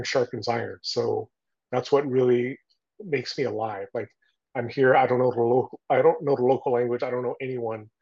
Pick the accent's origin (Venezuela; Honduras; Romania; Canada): Canada; Toronto, Ontario; also born or lived in Taiwan; now in United States; I grew up in Toronto, Canada